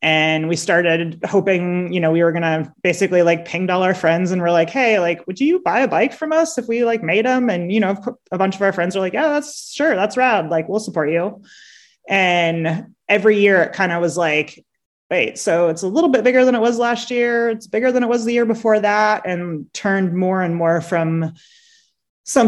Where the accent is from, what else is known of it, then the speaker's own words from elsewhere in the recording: San Diego, California, United States; I grew up in San Diego.